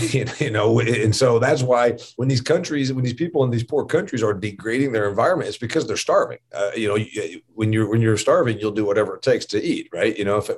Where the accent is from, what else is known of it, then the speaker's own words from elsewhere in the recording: Indiana, United States; the other state university here in my home state of Indiana called Indiana University.